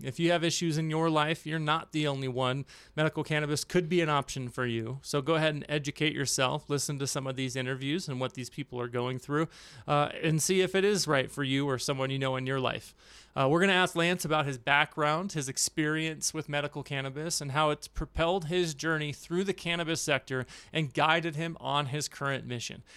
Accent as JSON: {"language": "English", "town": "Santa Clara", "region": "California", "country": "United States", "tie": "born or raised there", "said": "I grew up in Santa Clara, so Bay Area"}